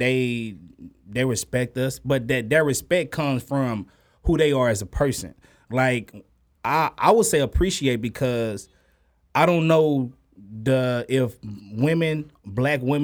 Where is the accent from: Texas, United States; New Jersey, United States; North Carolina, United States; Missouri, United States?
Texas, United States; Dallas; I came from Oak Cliff.